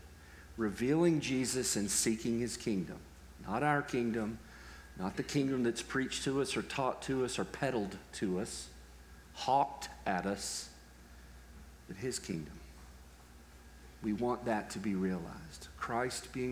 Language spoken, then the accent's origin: English; Texas, United States; I'm from Texas